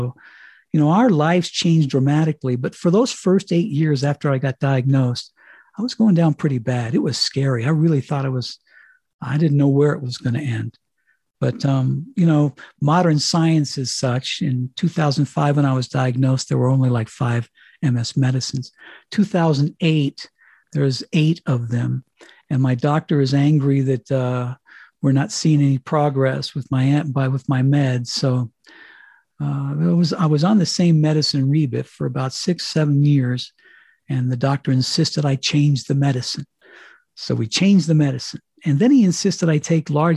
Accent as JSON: {"language": "English", "region": "Colorado", "country": "United States", "tie": "born or raised there", "also_born_or_lived": "Miami", "moved": "as an adult", "said": "I was in Colorado living in my hometown. I came home here because I figured my high school friends were still in town"}